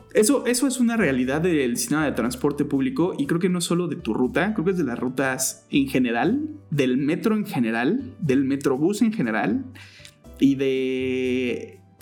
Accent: State of Mexico, Mexico; crecí en el Estado de México, nací en la Ciudad de México, pero en realidad crecí toda mi vida en el Estado de México

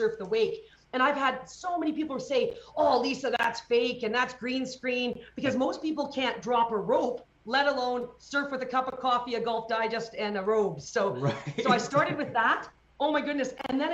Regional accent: Calgary, Alberta, Canada; in my hometown of Calgary

